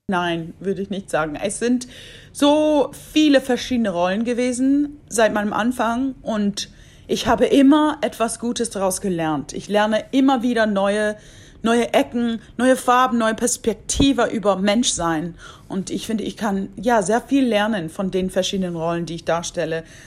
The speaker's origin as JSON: {"language": "German", "region": "Washington", "country": "United States", "tie": "born or raised there", "moved": "yes", "said": "Da ich groß geworden bin in Washington State"}